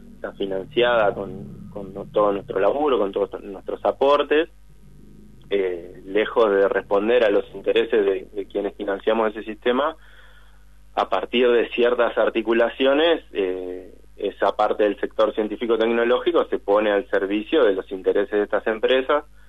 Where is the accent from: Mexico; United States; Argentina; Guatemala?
Argentina; Concepción del Uruguay, Entre Ríos; moved away; Concepción del Uruguay, entre paréntesis, mi pueblo natal